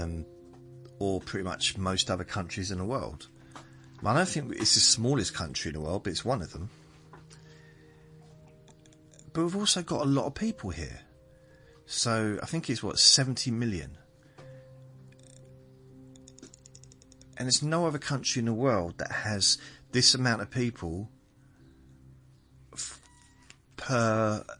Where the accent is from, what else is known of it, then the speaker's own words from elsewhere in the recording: southern England, United Kingdom; accent: southerner; I'm a southerner